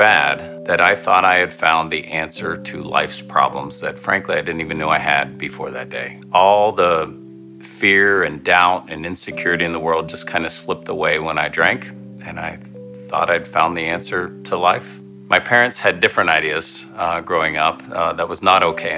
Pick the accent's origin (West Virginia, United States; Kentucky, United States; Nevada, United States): West Virginia, United States; Parkersburg; I grew up in Parkersburg, West Virginia